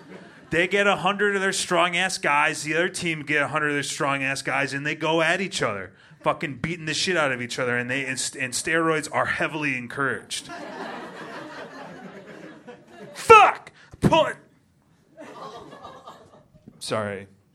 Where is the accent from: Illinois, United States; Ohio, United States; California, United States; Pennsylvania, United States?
Illinois, United States; Rantoul; I'm from Rantoul, Illinois. It's halfway in between Champaign-Urbana and Chicago, Illinois.